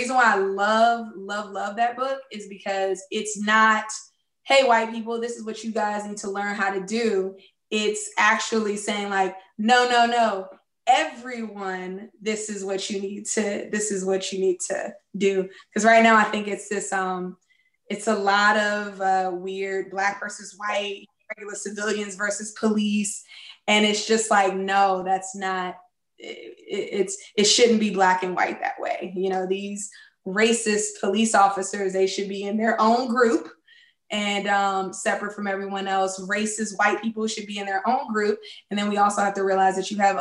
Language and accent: English; Washington, District of Columbia, United States; my hometown is DC